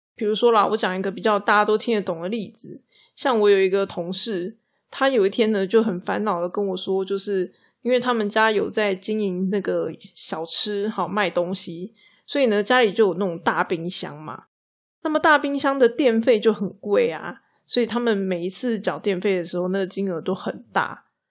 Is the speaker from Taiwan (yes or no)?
yes; Taiwan; 我们台湾人呢，很容易就会觉得自己不够努力，不够尽心尽力这样子